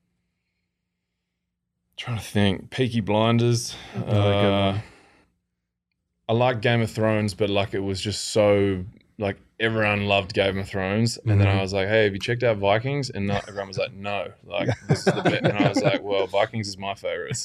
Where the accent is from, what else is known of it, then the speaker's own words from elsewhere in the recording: Australia; moved away as an adult; now in Phoenix, United States; I'm Australian.